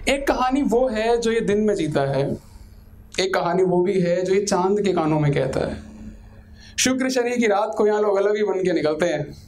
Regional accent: Delhi, India; मेरे को अपने दिल्ली शहर से बहुत प्यार है

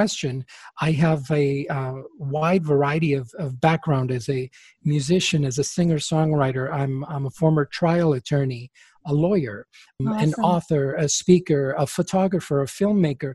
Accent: Chile; first language Spanish; English is a second language; now in United States; because Spanish is my first language, I was born in Chile

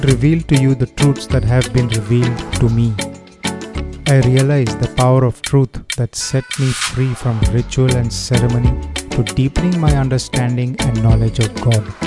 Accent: Goa, India; I am from Goa

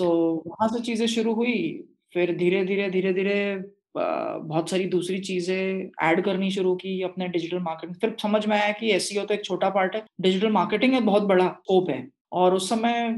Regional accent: Nagpur, Maharashtra, India; I was born and brought up in Nagpur

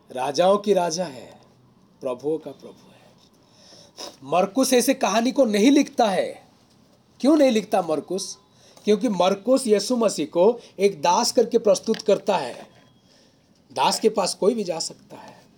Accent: Odisha, India; moved away; मैं उड़ीसा से हूँ

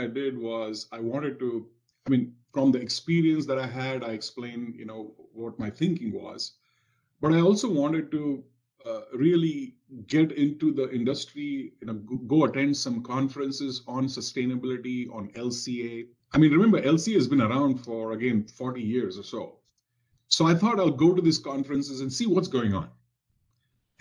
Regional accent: India; moved away as an adult; now in Cincinnati, United States; Growing up in India in the 70s and 80s

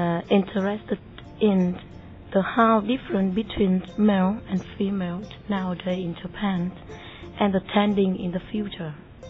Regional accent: Vietnam; I come from Vietnam.

